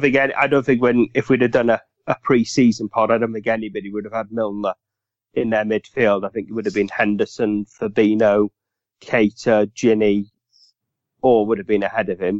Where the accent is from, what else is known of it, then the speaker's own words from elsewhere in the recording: Welsh, Wales, United Kingdom; Being Welsh